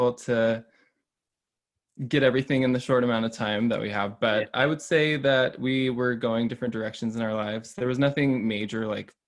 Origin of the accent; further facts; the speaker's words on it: Boise, Idaho, United States; I am from Boise, Idaho